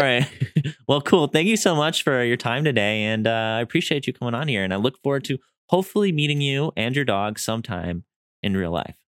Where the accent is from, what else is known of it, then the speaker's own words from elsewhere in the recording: Wisconsin, United States; moved away as an adult; also born or lived in San Diego; I'm from Wisconsin, so I moved